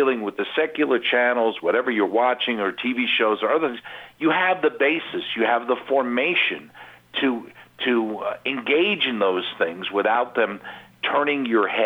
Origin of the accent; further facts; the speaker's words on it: Long Island, New York, United States; I grew up on Long Island.